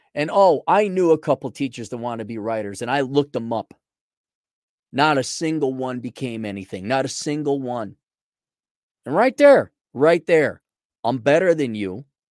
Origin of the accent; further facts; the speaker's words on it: United States; first language English; born and raised in America, English as a first language